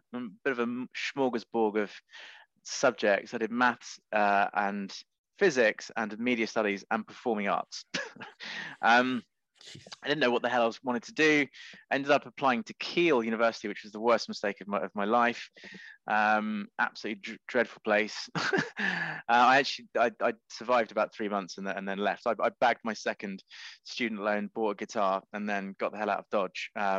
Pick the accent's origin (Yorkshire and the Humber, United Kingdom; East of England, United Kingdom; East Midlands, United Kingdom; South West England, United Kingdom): East of England, United Kingdom; Cambridge; Well, Cambridge is a beautiful place. So there's that. But my sort of secondary school years weren't that great because my mother sent me to a Catholic school